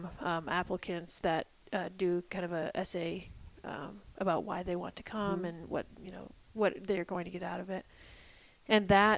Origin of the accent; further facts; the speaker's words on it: United States; moved away as an adult; also born or lived in Illinois / Ohio / New Hampshire / Colorado; now in Sheridan, United States; I grew up in Illinois and Ohio